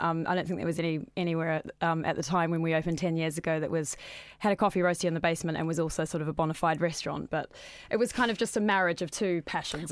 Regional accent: New Zealand; moved away; I'm originally from New Zealand, as the accent suggests

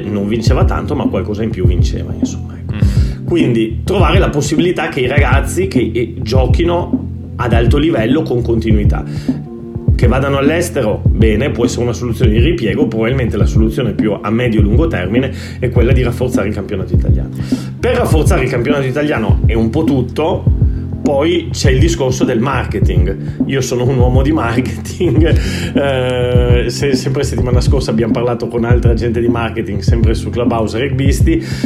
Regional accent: Italy; also born or lived in Lithuania / Catalonia, Spain; now in Spain; in Italia e da quando me ne sono andato

